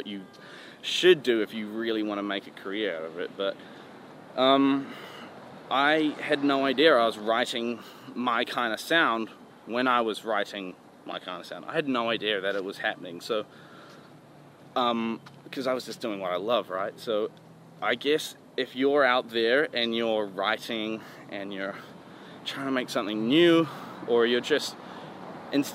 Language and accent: English; New Zealand; moved away; I'm from New Zealand